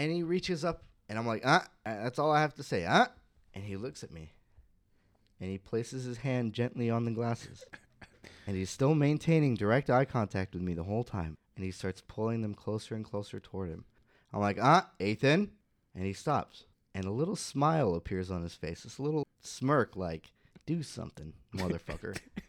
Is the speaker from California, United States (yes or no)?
yes; California, United States; now in Southern California, United States; And I came from Northern California. When I first got here, I was like, God, people are so inconsiderate.